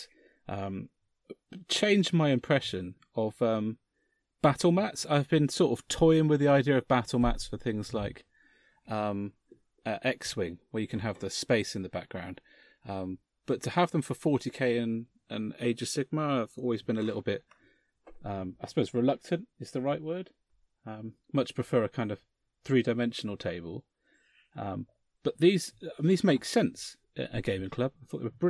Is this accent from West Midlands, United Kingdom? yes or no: no; Bodmin, South West England, United Kingdom; my hometown